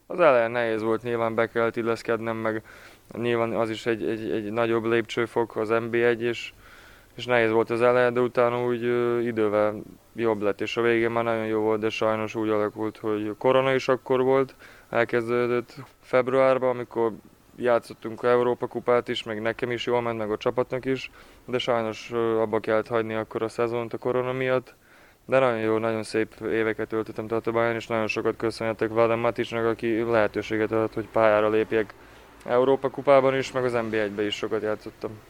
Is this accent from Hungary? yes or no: no; Ada, Vojvodina, Serbia; moved away; mindig adán, adán töltöm az időmet, mivel az a, az a szülővárosom